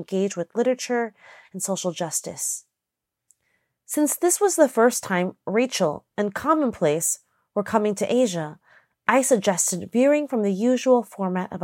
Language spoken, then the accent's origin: English; New York City, New York, United States; also born or lived in Taiwan; I was born in 1983 in New York City and sent to Taiwan soon after to live with my grandparents